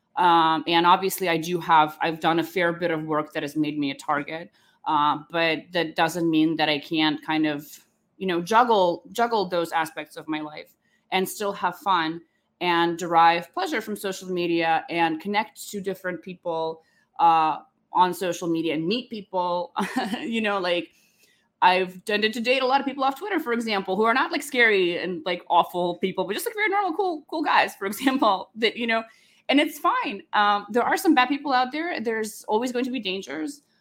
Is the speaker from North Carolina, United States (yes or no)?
yes; Charlotte, North Carolina, United States; also born or lived in Ukraine / Russia; I, uh, was born in Ukraine, and I grew up in Charlotte, North Carolina, but before, uh, we moved there, when I was a little girl